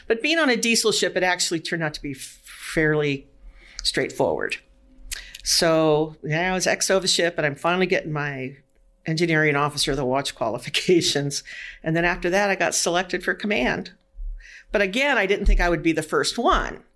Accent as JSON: {"language": "English", "region": "California", "country": "United States", "tie": "born or raised there", "moved": "as an adult", "lives_now": "Washington, United States", "said": "I lived in California all my life went to college, you know, and then I got married, and then we moved to Washington in 1975."}